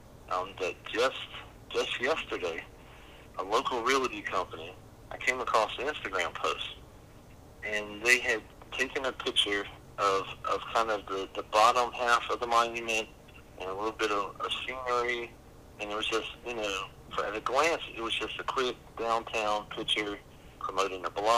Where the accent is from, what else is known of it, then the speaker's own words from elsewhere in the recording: the South, United States; we as a Southerner